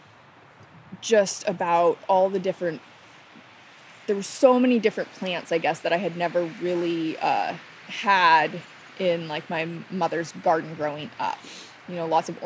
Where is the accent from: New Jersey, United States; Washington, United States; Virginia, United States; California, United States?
Washington, United States; Lopez Island; born or raised there